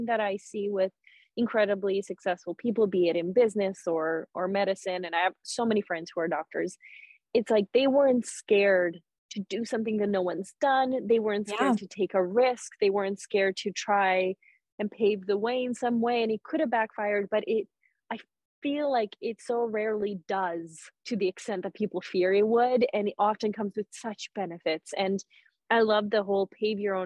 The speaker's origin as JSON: {"language": "English", "country": "Canada", "also_born_or_lived": "Serbia", "said": "I'm Serbian Canadian, so I'm fluent in Serbian, Bosnian, Croatian"}